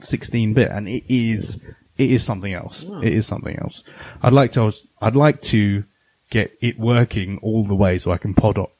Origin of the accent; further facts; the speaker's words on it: England, United Kingdom; being English, well, English slash British slash lala